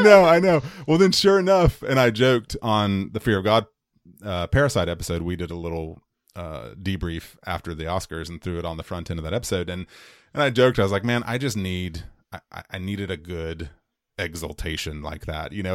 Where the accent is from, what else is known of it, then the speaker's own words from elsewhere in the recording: United States; as an American person, as an American man, as an American white man in my case.